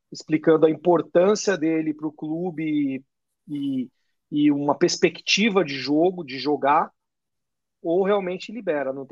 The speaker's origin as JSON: {"language": "Portuguese", "town": "Belo Horizonte", "region": "Minas Gerais", "country": "Brazil", "said": "Eu sou de BH."}